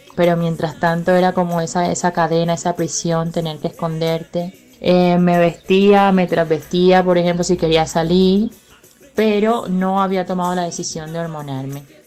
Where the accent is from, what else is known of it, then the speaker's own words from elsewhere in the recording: Caribbean Region, Colombia; moved away; Nací en pueblo en el Caribe colombiano, en el año 1991